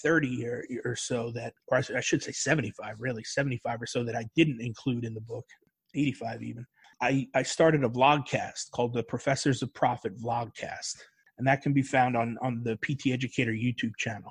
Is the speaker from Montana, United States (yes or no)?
no; New York, United States; moved away as an adult; also born or lived in North Carolina; I was from New York and it was cold up there, man